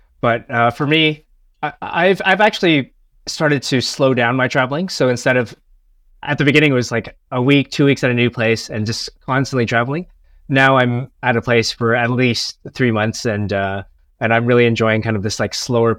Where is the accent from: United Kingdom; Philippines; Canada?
Canada; now in Chiang Mai, Thailand; I'm originally from Canada, but right now I'm living in north of Thailand in a city called Chiang Mai.